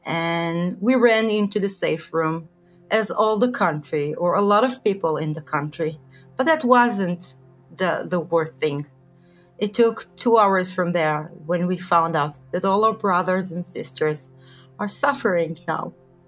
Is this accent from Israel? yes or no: yes; Israel; I was born in Israel, raised in Israel, did the army in Israel, have two kids, married to Ofer, and work in Jerusalem.